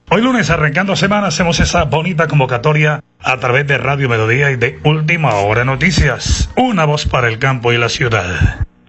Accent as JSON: {"language": "Spanish", "town": "El Páramo", "region": "Santander", "country": "Colombia", "said": "si somos de provincia, yo soy del Páramo de la Salud, allá donde está la Virgencita de la Salud"}